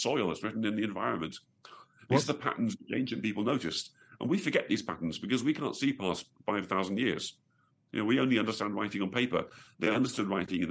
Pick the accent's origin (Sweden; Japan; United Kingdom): United Kingdom; Staffordshire, West Midlands; I was born originally in Staffordshire